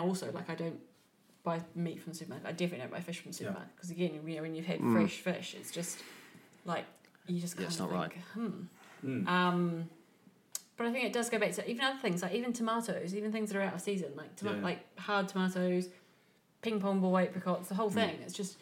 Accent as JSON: {"language": "English", "country": "New Zealand", "tie": "born or raised there", "moved": "yes", "said": "When I was growing up in New Zealand is so small, so isolated that we had to eat seasonally"}